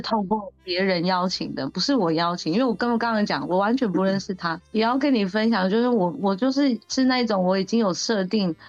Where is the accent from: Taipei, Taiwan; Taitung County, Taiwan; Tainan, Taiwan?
Taitung County, Taiwan; 我也是来自台东的，然后我是台湾卢凯族